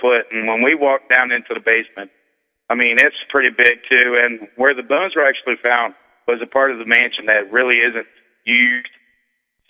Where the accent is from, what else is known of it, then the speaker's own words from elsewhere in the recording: New Orleans, Louisiana, United States; moved away as an adult; now in Wellsburg, United States; I grew up in New Orleans